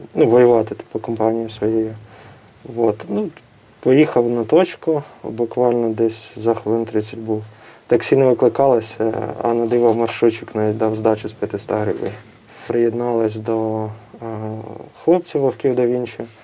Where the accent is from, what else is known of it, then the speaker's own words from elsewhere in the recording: Kremenchuk, Poltava Oblast, Ukraine; прилетіло по моєму теж е, рідному місту, я е, з Кременчука сам